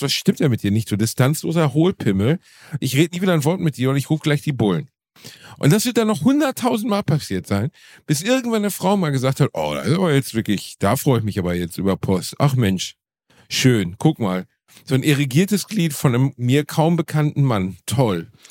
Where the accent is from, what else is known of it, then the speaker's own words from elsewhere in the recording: Gelsenkirchen, North Rhine-Westphalia, Germany; ich komme halt immer noch aus Gelsenkirchen